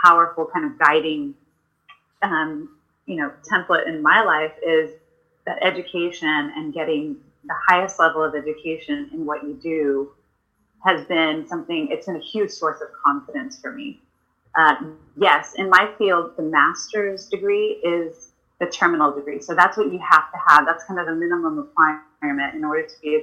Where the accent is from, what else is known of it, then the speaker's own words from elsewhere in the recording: Houston, Texas, United States; I was born and raised in Houston, Texas